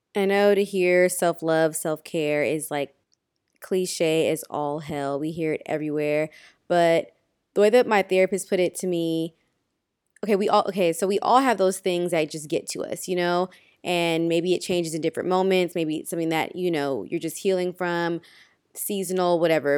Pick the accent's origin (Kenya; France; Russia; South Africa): Kenya; as a Kenyan